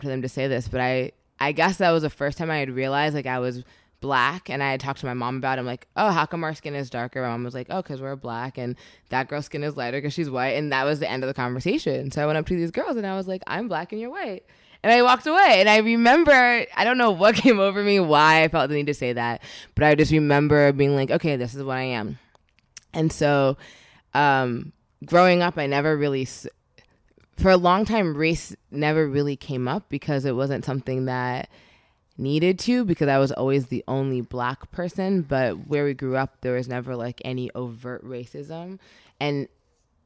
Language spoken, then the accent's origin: English; suburban New Jersey, United States; we grew up in New Jersey, so suburban New Jersey